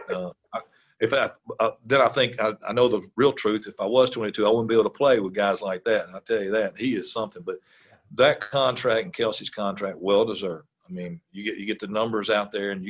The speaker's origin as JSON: {"language": "English", "region": "Mississippi", "country": "United States", "tie": "born or raised there", "also_born_or_lived": "South Carolina", "moved": "as an adult", "said": "I'm from Mississippi"}